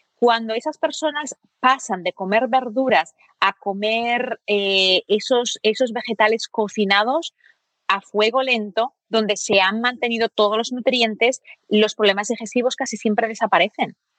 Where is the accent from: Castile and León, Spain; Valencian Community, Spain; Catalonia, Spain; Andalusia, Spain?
Catalonia, Spain; Barcelona; moved away; also born or lived in United States; donde yo me crié en Barcelona